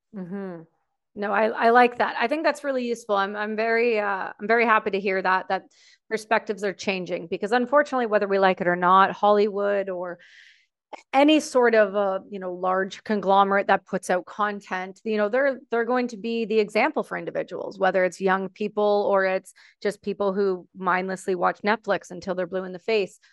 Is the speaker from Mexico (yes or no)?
no; Canada; I'm Canadian